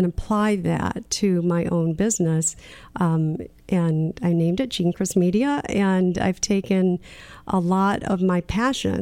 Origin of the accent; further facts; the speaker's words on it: Michigan, United States; where I grew up in Michigan